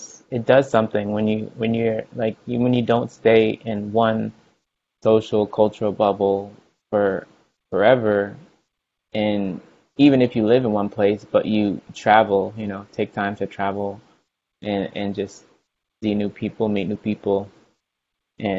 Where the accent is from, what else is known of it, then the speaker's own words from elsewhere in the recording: Houston, Texas, United States; moved away as an adult; also born or lived in Virginia / California; I grew up in Houston, Texas